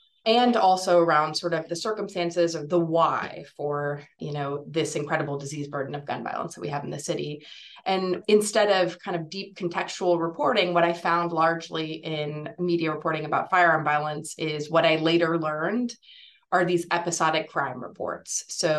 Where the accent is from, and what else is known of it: Houston, Texas, United States; born or raised there